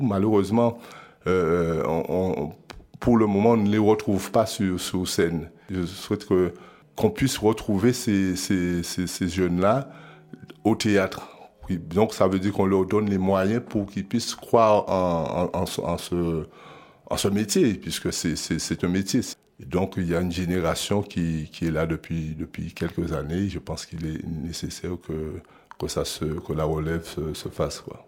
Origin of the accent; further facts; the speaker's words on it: Guadeloupe; Je viens de la Guadeloupe